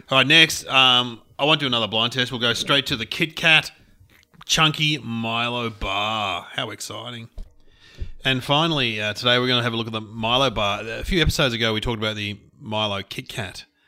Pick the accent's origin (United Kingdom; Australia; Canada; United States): Australia; I'm very Australian